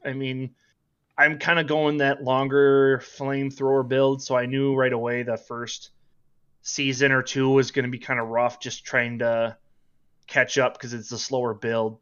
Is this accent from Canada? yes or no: no; Minnesota, United States; accent: northern; Born and raised Minnesota